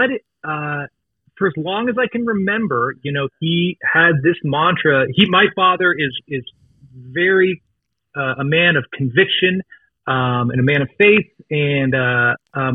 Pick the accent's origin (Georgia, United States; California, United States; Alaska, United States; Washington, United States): Washington, United States; Seattle; moved away as an adult; also born or lived in Los Angeles; I grew up in the Seattle area in its heyday